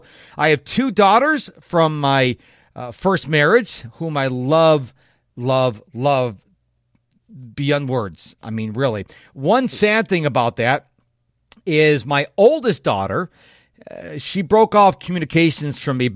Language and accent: English; North Chili, New York, United States; now in Houston, United States; I moved from Rochester, New York, down to Houston, Texas, where I currently live, in July of 1997. Now, I say Rochester, New York, because I would be very grateful if you have heard of Rochester, New York. But I lived in a little town off to the west of Rochester called North Chalai